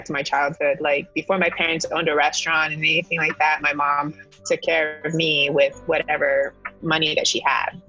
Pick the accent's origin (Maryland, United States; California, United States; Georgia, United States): California, United States; Los Angeles; So I'm born and raised in Los Angeles.